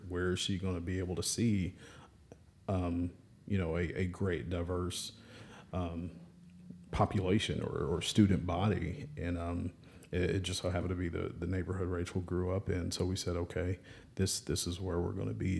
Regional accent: Birmingham, Alabama, United States; from Birmingham

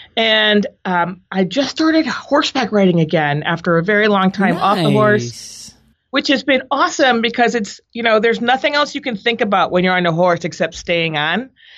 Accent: Boston, Massachusetts, United States; also born or lived in Providence; now in San Francisco, United States; I grew up in Boston and Providence, which I know you love. I went to college in Minnesota

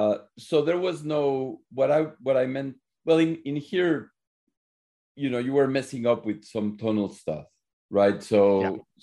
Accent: Mexico; because I'm from Mexico

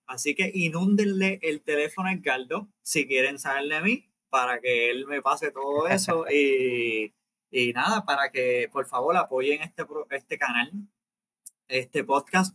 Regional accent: Puerto Rico; nosotros somos puertorriqueños, nacidos en Puerto Rico, criados en Puerto Rico.

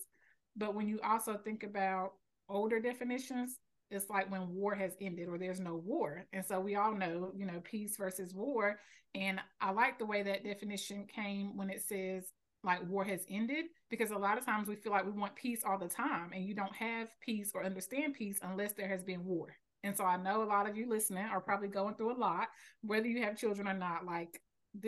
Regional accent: Selma, North Carolina, United States; I live in North Carolina. I was raised here

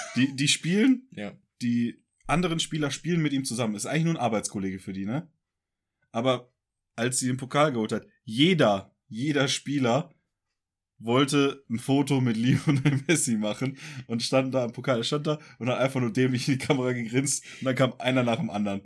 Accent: Ruhr area, North Rhine-Westphalia, Germany; Tor zum Münsterland, wie man ja auch äh, meine tolle Heimatstadt nennt.

